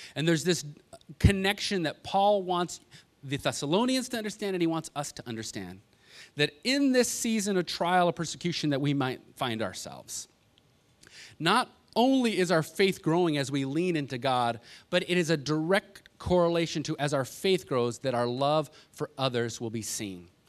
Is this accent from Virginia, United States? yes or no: no; Los Angeles, California, United States; moved away; also born or lived in Kentucky; growing up in Los Angeles